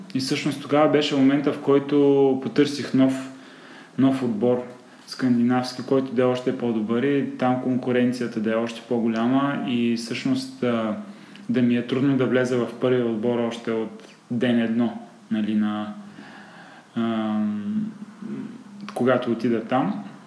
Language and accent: Bulgarian; Sliven, Sliven Province, Bulgaria; moved away as an adult; now in Sofia, Bulgaria; съм от Сливен, там съм израснал, там съм живял до 18-та си годишна